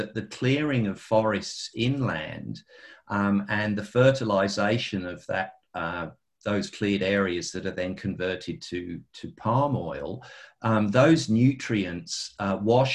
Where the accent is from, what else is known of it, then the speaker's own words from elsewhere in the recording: United Kingdom; moved away; I'm a Brit by birth